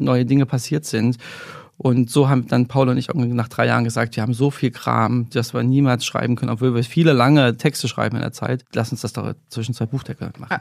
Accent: Germany; ich bin in der DDR aufgewachsen

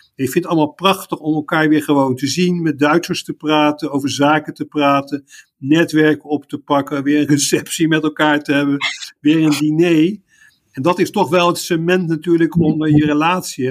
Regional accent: The Hague, South Holland, Netherlands; moved away as an adult; also born or lived in Leiden / Utrecht / Indonesia; now in Munich, Germany; Ik kom oorspronkelijk uit Den Haag

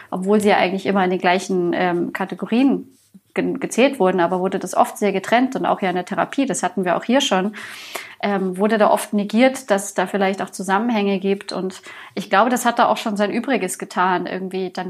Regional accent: Bavaria, Germany; Also ich meine, ich komme hier aus Bayern, ähm, Bier ist ein Grundlebensmittel sozusagen.

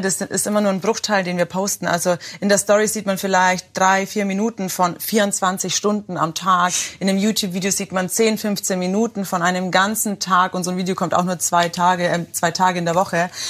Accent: Germany; ich bin Deutsche

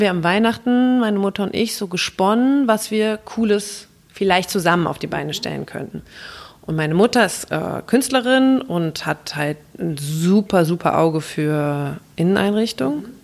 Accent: Mainz, Rhineland-Palatinate, Germany; also born or lived in England; ich äh, komme mehr oder weniger aus Mainz, also ich bin in Ingelheim zur Schule gegangen, habe auch in Mainz studiert

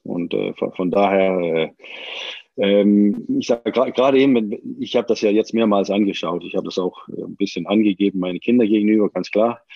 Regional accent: Denmark; moved away; ich bin ja auch Däne

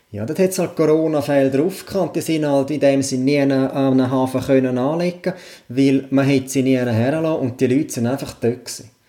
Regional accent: Switzerland; Und da rede ich jetzt nicht nur von meinem Heimatkanton, da rede ich wirklich schweizweit.

